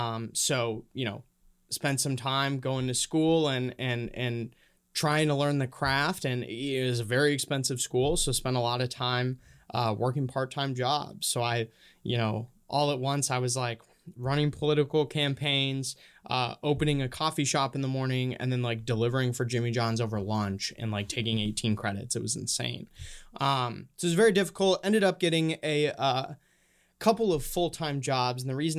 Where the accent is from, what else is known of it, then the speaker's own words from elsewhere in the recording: Honduras; also born or lived in Minnesota, United States; now in United States; I actually I grew up in Honduras. Well, kind of split between Minnesota and Honduras. My parents are missionaries down there.